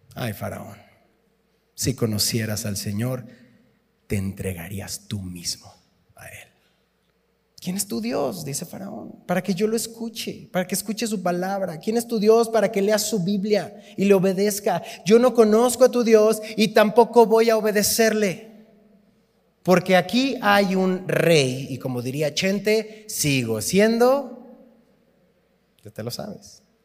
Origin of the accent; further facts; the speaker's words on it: Tizapán de Zaragoza, Mexico; soy de Tizapán de Zaragoza